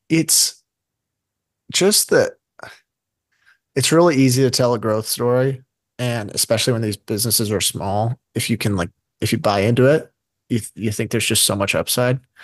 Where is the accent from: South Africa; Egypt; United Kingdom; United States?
United States; as an American